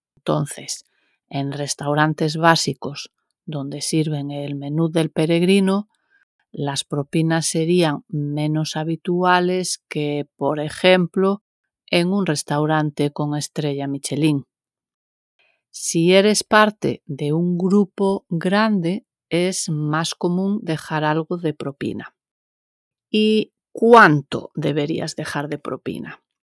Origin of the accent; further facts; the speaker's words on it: Galicia, Spain; como buena gallega que soy